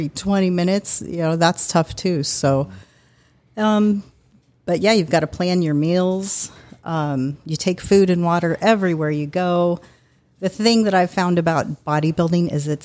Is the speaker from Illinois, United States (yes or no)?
no; Salida, Colorado, United States; moved away as an adult; I grew up in a small little mountain town called Salida, Colorado